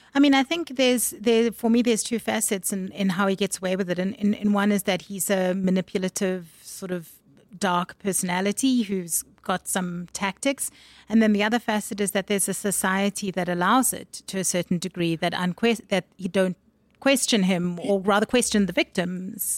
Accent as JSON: {"language": "English", "town": "Durban", "region": "KwaZulu-Natal", "country": "South Africa", "tie": "born or raised there", "also_born_or_lived": "Harare, Zimbabwe", "said": "I was born in Zimbabwe and I grew up in Durban"}